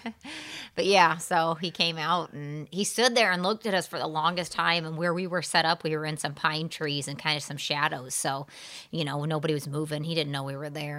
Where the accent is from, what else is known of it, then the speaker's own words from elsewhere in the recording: Southern Illinois, United States; moved away; I'm from Southern Illinois originally